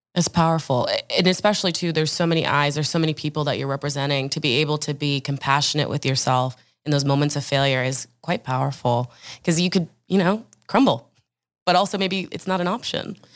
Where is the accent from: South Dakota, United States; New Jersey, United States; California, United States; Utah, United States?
New Jersey, United States; Orange; I'm from Orange, New Jersey.